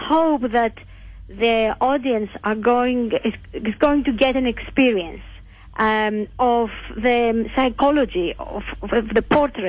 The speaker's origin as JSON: {"language": "English", "country": "Greece", "second_language": "English", "said": "I'm Greek."}